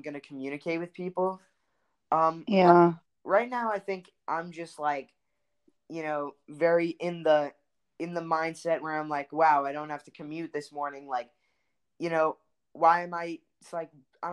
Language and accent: English; New York City, New York, United States; I'm a Jew from Brooklyn